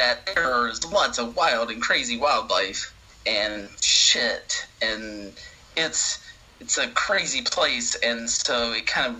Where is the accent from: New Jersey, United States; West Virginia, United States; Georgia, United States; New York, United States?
Georgia, United States; southwest; I ended up living back in my hometown in a small rural town in southwest Georgia.